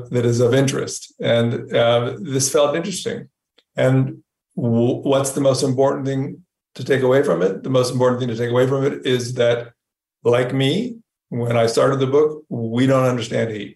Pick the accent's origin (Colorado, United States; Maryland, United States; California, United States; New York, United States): California, United States; I grew up in California.